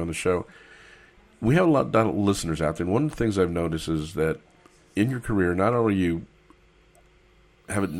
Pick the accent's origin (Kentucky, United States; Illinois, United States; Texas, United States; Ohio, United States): Texas, United States; Austin; my hometown, Austin, Texas